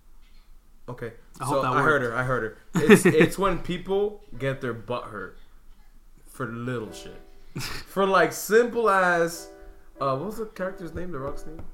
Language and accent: English; New York City, New York, United States; also born or lived in The Bronx, New York; I grew up in the Heights